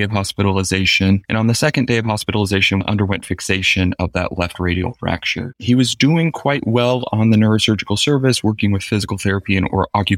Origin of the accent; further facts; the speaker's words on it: Georgia, United States; moved away as an adult; now in Boston, United States; I am originally from Georgia